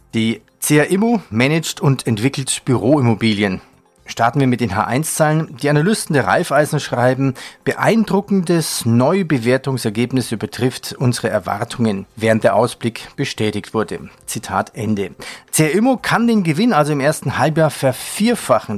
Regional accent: Bavaria, Germany; accent: Bavarian; mit meiner bayerischen Mundart

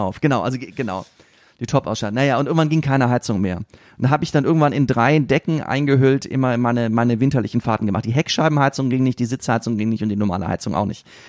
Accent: Siegen, North Rhine-Westphalia, Germany; Ich komme aus Siegen.

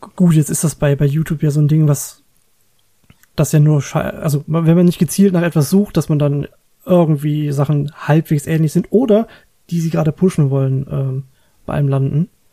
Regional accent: Germany; bei uns in Deutschland

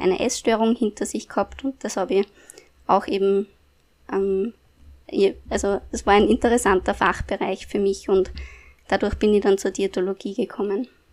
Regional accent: Upper Austria, Austria; moved away as an adult; now in Vienna, Austria; Und nach meiner Matura bin ich äh, nach Wien gezogen, also eigentlich komme ich aus Oberösterreich

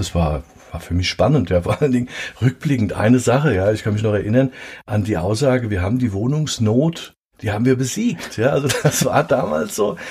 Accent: Mainz, Rhineland-Palatinate, Germany; in der Leibnizstraße, in der Mainzer Neustadt. Ich bin ein Neustadt-Bengel, ja, eine echte Mainzer.

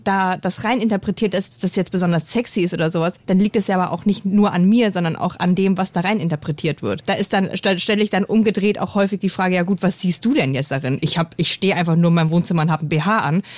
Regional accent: East Germany, Germany; Ich bin im Osten geboren

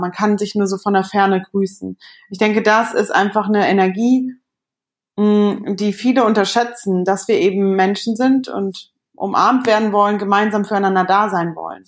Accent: Cologne, North Rhine-Westphalia, Germany; unsere Kölner äh, Connection irgendwie, obwohl wir uns da gar nicht kennengelernt haben. Aber ähm, von, der, von der Mentalität sind wir beide aus dem Umkreis

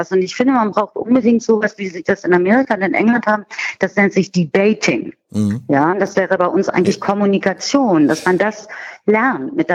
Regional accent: Berlin, Germany; Und gut, jetzt komme ich aus Berlin, vielleicht ist das hier alles so ein bisschen anders.

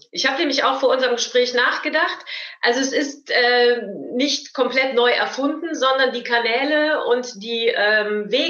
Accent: Cologne, North Rhine-Westphalia, Germany; ich bin aus dem Kölner Raum

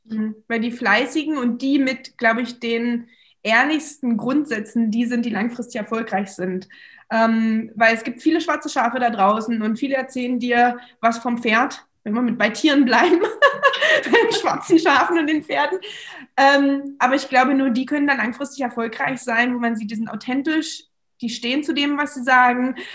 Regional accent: Magdeburg, Saxony-Anhalt, Germany; okay, wir kommen beide aus Magdeburg, ja, das hat uns schon sehr verbunden

